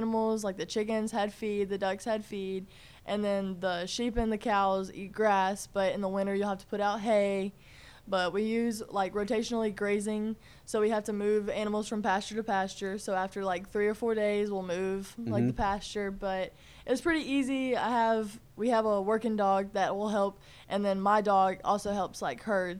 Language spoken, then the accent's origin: English; Georgia, United States; born there; I really love South Carolina, but I was born in Georgia and spent a lot of time in Georgia within, like, travel ball